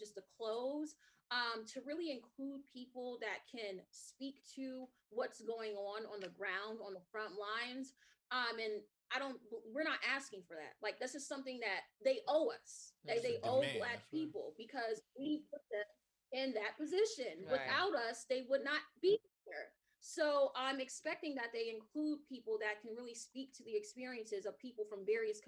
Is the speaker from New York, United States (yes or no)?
yes; New York City, New York, United States; growing up in Brownsville, Brooklyn